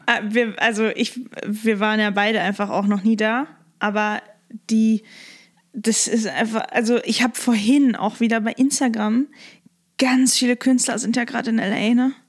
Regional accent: Lippstadt, North Rhine-Westphalia, Germany; now in Hamburg, Germany; Da bin ich halt geboren und aufgewachsen

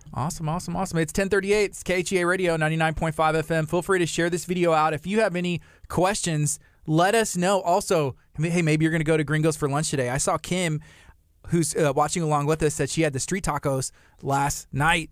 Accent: Angleton, Texas, United States; I grew up in Angleton

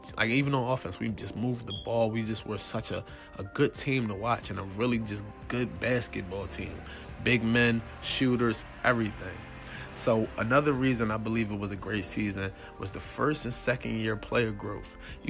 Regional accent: Philadelphia, Pennsylvania, United States; And yes, I am from Philly.

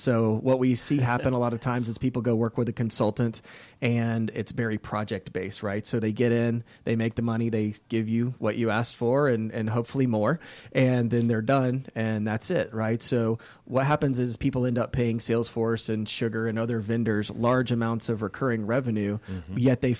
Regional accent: Decatur, Georgia, United States; Yeah, so I love the Atlanta. I was born in Decatur, Georgia.

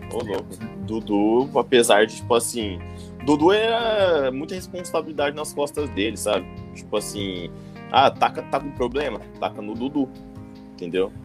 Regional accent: Maringá, Paraná, Brazil; eu sou de Maringá

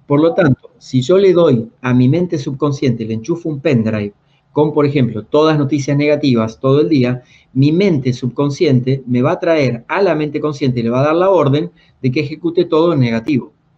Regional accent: a town near Mar del Plata, Buenos Aires Province, Argentina; now in Buenos Aires, Argentina; yo que soy del interior, de un pueblo cerca de Mar del Plata, pueblo de 8.000 habitantes, laburo de los 8 años

